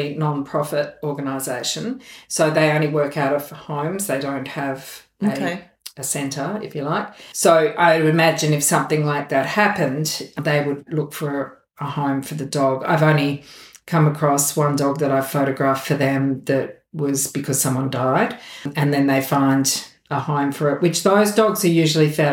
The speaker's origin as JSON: {"language": "English", "town": "Melbourne", "region": "Victoria", "country": "Australia", "moved": "yes", "said": "I'm from Melbourne originally"}